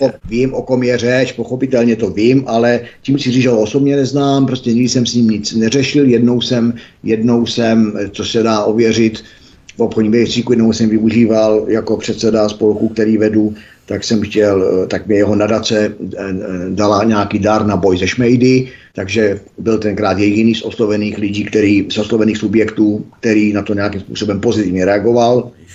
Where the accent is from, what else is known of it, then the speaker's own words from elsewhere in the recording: Czechia; já jsem Čech